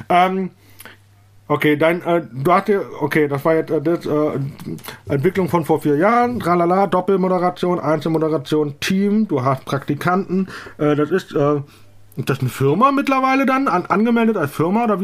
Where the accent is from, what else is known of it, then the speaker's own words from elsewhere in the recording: Eifel, Germany; danach habe ich dann Outing in der Eifel gemacht, also da, wo ich herkomme.